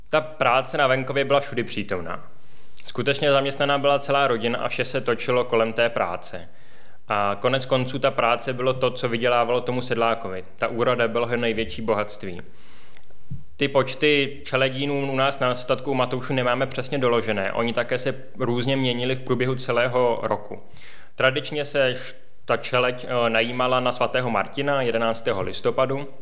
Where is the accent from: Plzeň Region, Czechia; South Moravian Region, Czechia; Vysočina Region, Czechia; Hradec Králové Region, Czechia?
Plzeň Region, Czechia; Plzeň; jsem rodilý Plzeňan